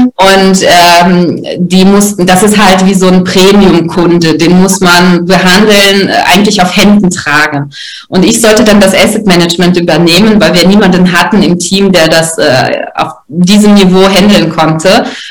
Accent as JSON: {"language": "German", "country": "Russia", "moved": "yes", "said": "ich als Russin"}